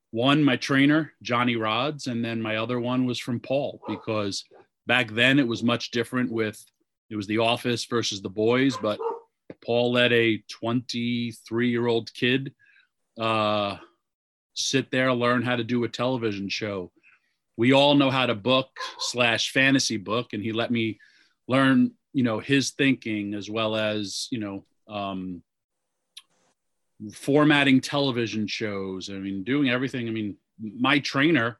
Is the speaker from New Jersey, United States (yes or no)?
no; Yonkers, New York, United States; I was born in Yonkers, New York